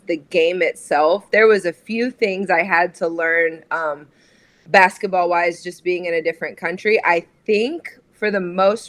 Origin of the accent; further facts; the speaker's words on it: Nebraska, United States; moved away as an adult; also born or lived in Raleigh, North Carolina; I was born and raised in Nebraska, in a small farming community outside of Lincoln